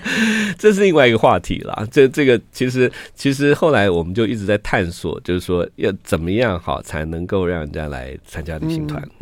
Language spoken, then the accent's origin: Chinese; Luodong, Yilan County, Taiwan; 我是罗东